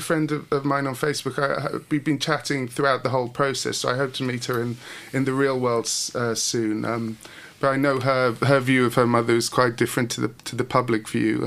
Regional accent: Hastings, South East England, United Kingdom; I started in punk and I come from Hastings

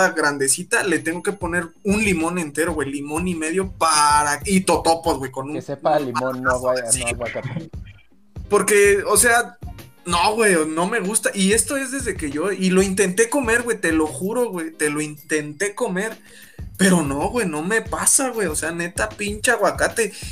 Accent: Mexico; Aunque me lichen, aunque me digan que no soy mexicano, porque no me, me vale madres, güey, no me gusta.

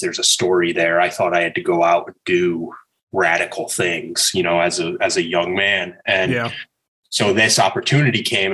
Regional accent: Southern New England, United States; moved away as an adult; also born or lived in New York City; I grew up in Southern New England. Like, okay. Most of my family is from Rhode Island. And so I grew up kind of in the boonies in maybe like 3 hours, 3.5 hours from the city, east of the city.

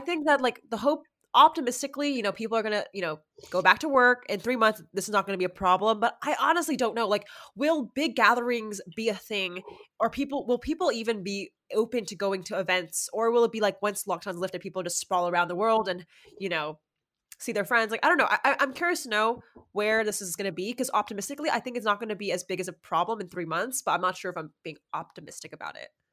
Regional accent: Los Angeles, California, United States; I'm from

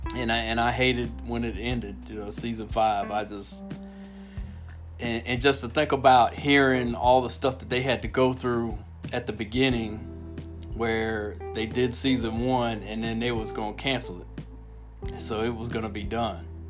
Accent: Miami, Florida, United States; moved away; also born or lived in Minot, North Dakota; I grew up in Miami, Al, and it was a single mom and food stamps, government cheese.

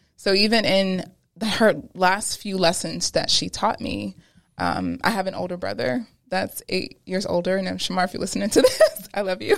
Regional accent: Pennsylvania, United States; also born or lived in Brooklyn, New York; at nine is when we moved from Brooklyn to Pennsylvania

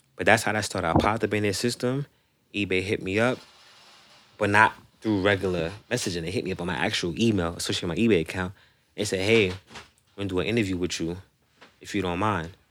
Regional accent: New York City, New York, United States; I'm from Rosedale

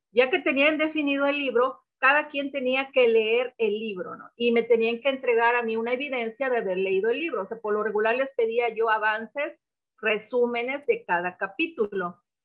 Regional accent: Papantla, Veracruz, Mexico; moved away; also born or lived in Poza Rica / Tuxpan; yo nací en la ciudad de Papantla

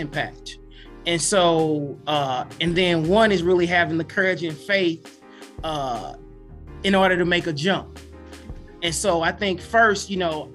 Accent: East St. Louis, Illinois, United States; I'm born and raised in East St. Louis

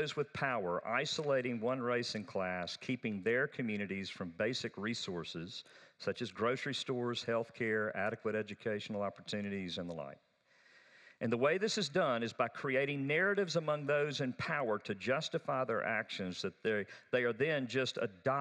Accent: the South, United States; accent: Southern; I'm a Southerner. I've got an accent.

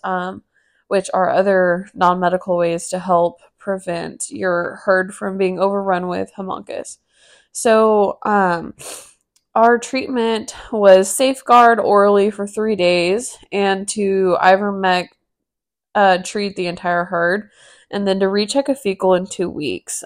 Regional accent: Texas, United States; moved away as an adult; now in Amarillo, United States; moving, you know, across the state ten hours away from my family

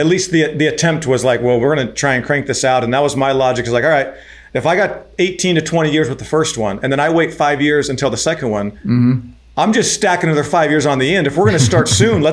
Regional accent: Arizona, United States; also born or lived in Venezuela; born and raised in Arizona

